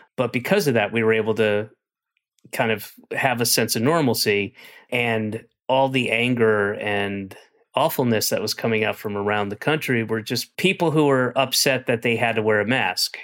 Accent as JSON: {"language": "English", "region": "Georgia", "country": "United States", "moved": "yes", "said": "I'm from Georgia. My family, uh, with the exception of one sister, everybody else is still in Georgia"}